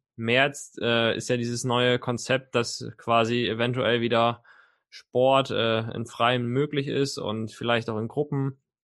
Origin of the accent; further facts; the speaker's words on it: Mecklenburg-Vorpommern, Germany; ich komme ja gebürtig aus Mecklenburg-Vorpommern